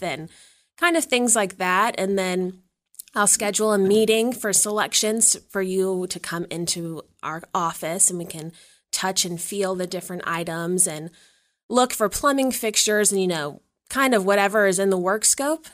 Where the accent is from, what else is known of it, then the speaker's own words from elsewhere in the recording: Danville, Virginia, United States; moved away as an adult; now in St. Louis, United States; I'm originally from Danville, Virginia, which is a small town